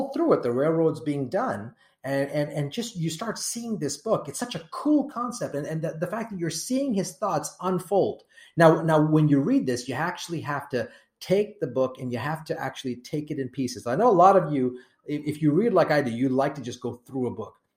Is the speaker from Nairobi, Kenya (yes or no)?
yes; Nairobi, Kenya; now in United States; Now, I was born in Kenya. I was born in Nairobi